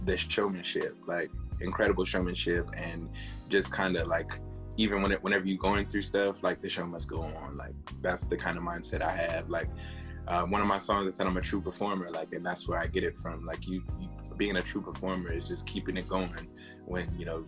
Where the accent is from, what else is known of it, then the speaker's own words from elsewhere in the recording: Charlotte, North Carolina, United States; I'm from Charlotte, North Carolina. I'm 26